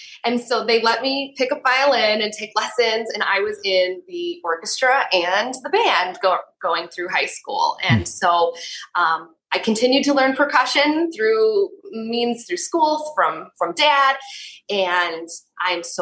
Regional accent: Yorkville, Illinois, United States; I grew up in nearby Yorkville, Illinois.

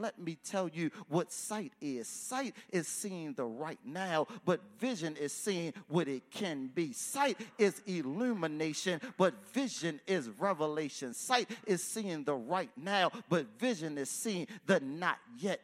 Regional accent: Baltimore, Maryland, United States; I'm from East Baltimore

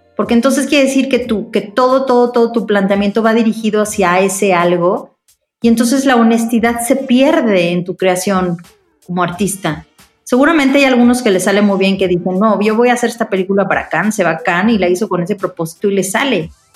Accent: Mexico; como buena mexicana paranoica

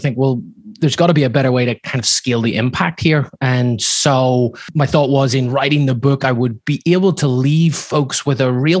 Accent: Belfast, Northern Ireland, United Kingdom; now in Laguna Beach, United States; I grew up in a household where my father, back in Northern Ireland, I'm sure you can hear from my accent, it's not from Laguna Beach where I live now, but back whenever I was living in Belfast

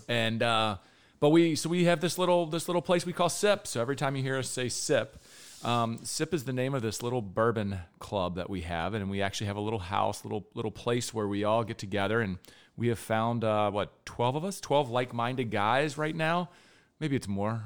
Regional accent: Florence, Kentucky, United States; moved away; born in Kentucky. I'm actually from Florence, Kentucky, originally

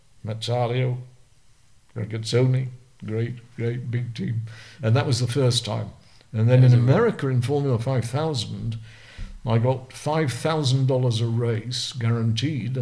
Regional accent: Burnley, North West England, United Kingdom; Accrington was 7 miles from where I lived in Burnley

